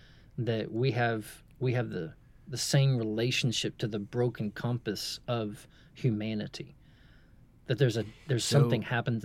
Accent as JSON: {"language": "English", "region": "Texas", "country": "United States", "said": "I'm from East Texas, where the town in Texas is called San Augustine."}